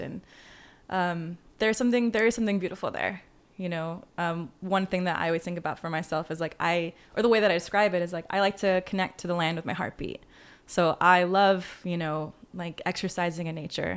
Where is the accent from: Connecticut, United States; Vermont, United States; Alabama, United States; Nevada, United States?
Nevada, United States; Las Vegas; moved away as an adult; also born or lived in Georgia; now in Los Angeles, United States; living in Las Vegas